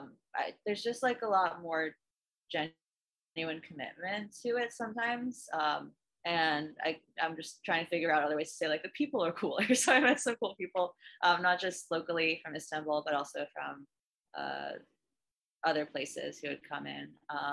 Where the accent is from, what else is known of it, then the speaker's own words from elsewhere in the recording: Delaware, United States; born there; I was born in Delaware.